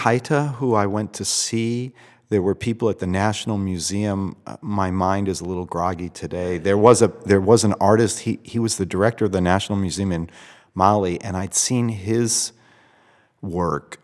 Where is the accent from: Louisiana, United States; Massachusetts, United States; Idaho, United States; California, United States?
Massachusetts, United States; Boston; as a child, I grew up in Boston